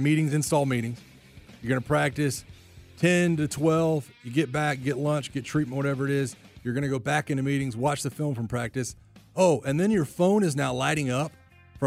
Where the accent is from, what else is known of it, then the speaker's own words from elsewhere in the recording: Pensacola, Florida, United States; I'm from Pensacola, so I went to the Senior Bowl growing up